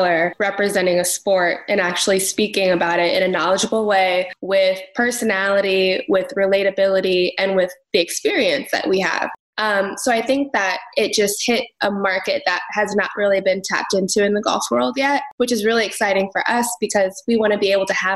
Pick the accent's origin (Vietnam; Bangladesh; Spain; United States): United States; Phoenix, Arizona; a brown girl growing up in Phoenix